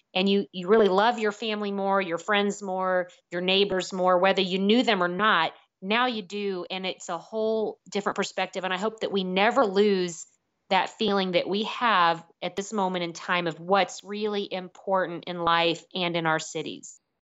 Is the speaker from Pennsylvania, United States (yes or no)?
no; Jefferson City, Missouri, United States; growing up in Jefferson City with my grandparents, watching parades down High Street